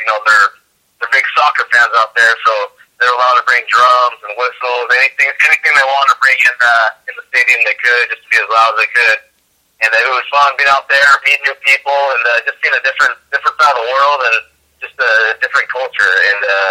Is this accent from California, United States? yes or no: yes; Los Angeles, California, United States; moved away as an adult; also born or lived in Spokane, Washington; born and raised in the Los Angeles area